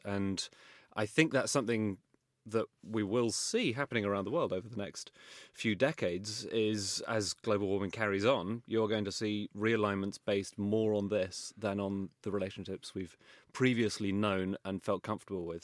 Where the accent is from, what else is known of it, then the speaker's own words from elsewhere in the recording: London, United Kingdom; I grew up in Wimbledon